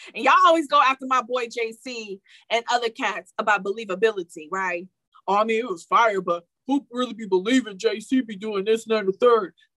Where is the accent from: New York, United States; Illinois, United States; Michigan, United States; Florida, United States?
Michigan, United States; Detroit; I'm from Detroit